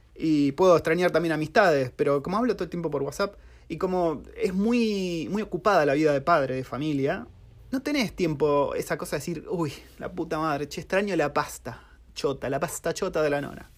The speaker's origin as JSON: {"language": "Spanish", "country": "Argentina", "moved": "as an adult", "lives_now": "New Zealand", "said": "cómo somos los argentinos"}